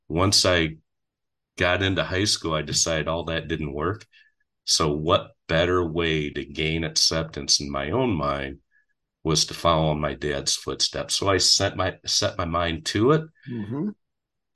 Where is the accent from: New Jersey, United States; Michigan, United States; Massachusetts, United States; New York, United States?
Michigan, United States; Grandville; also born or lived in Tampa, Florida; a kid growing up in Granville, Michigan